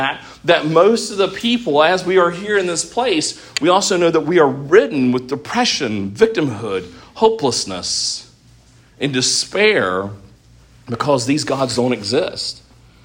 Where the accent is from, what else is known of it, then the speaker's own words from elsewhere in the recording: United States; we are as American Christians